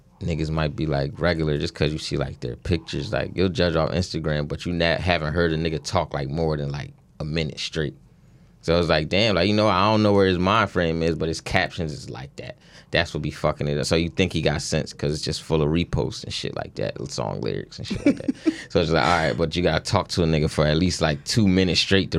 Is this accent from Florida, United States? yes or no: yes; Jacksonville, Florida, United States; I'm 27 from Jacksonville, Florida.